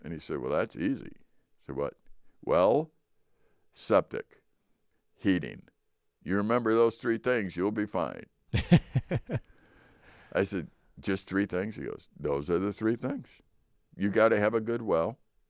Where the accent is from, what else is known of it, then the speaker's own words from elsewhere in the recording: Chicago, Illinois, United States; I remember when we moved up here, I came from Chicago.